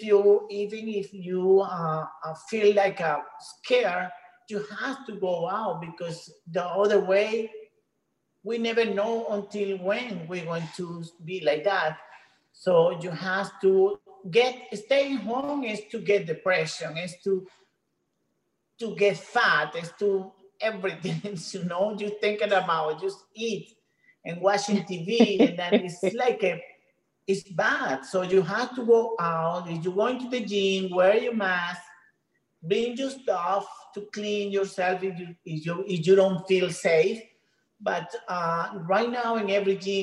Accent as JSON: {"language": "English", "country": "Venezuela", "second_language": "English", "moved": "as an adult", "lives_now": "United States", "said": "I'm from Venezuela, so my English is not so good"}